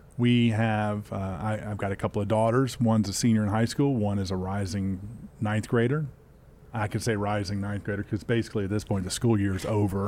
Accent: Spartanburg, South Carolina, United States; also born or lived in Charlotte, North Carolina; I grew up nearby in Spartanburg, South Carolina.

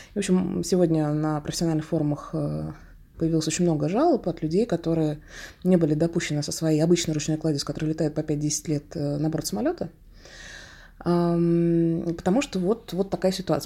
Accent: Russia; как опытный россиянин

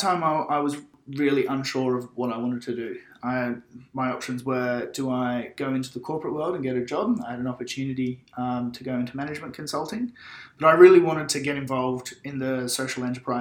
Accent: Byron Bay, New South Wales, Australia; I grew up in Byron Bay, went to high school at Byron Bay Public School

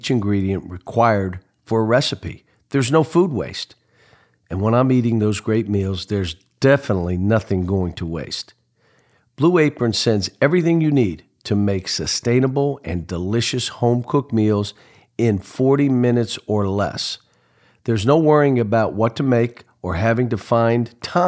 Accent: Pittsburgh, Pennsylvania, United States; we're both from Pittsburgh

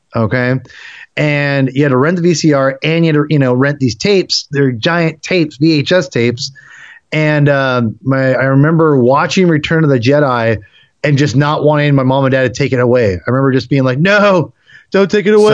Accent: Western Washington, United States; also born or lived in Seattle; I grew up in Washington, uh, Western Washington, and I, I, you know, I pretty much lived in Seattle the last, for the most part, since 2005

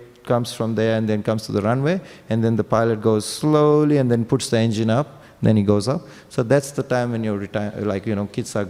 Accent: Vrindavan, Uttar Pradesh, India; English is a second language; Because I'm from Vrindavan, Prabhupada was from Vrindavan

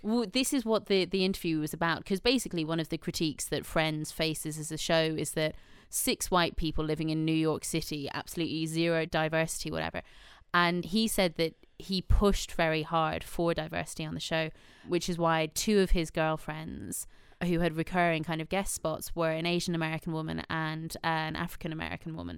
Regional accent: Ireland; now in United Kingdom; I do feel a lot of pride in being Irish

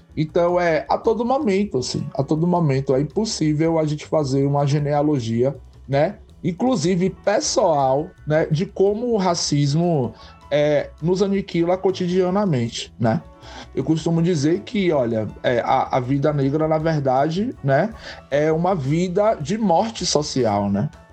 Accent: Santo Antônio de Jesus, Bahia, Brazil; also born or lived in Camaçari, Bahia; é nessa cidade, né, Santo Antônio de Jesus, que eu sempre vivi a minha vida e vivo até hoje

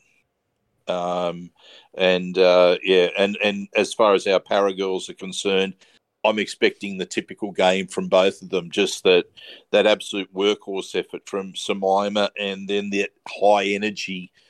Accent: Australia; I'm an Australian

